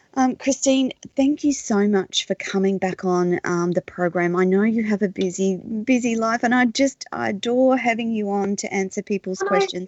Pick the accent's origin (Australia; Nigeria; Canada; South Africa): Australia; as an Australian